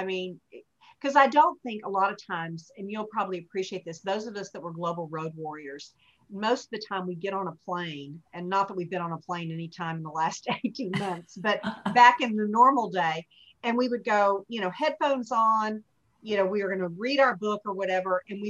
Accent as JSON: {"language": "English", "town": "Hot Springs", "region": "Arkansas", "country": "United States", "tie": "born or raised there", "said": "I'm a small town girl. You know, Hot Springs, Arkansas was my hometown and where I was reared."}